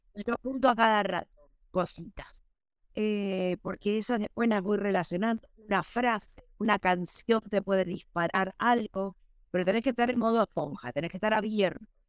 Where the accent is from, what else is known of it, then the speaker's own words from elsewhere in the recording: Argentina; moved away; en Argentina, que soy de Argentina